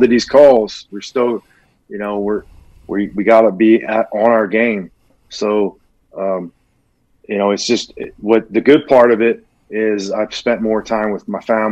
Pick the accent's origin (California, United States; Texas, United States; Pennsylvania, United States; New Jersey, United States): Pennsylvania, United States; Philadelphia; moved away as an adult; I was a kid from Philly